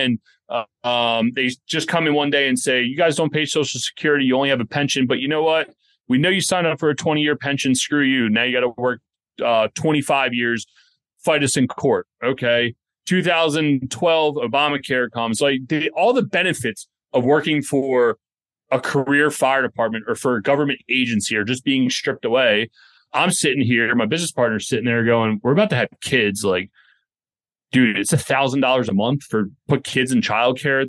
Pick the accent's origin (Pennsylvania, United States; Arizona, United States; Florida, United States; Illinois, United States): Pennsylvania, United States; outside of Philadelphia; moved away as an adult; also born or lived in Baltimore; We grew up outside of Philadelphia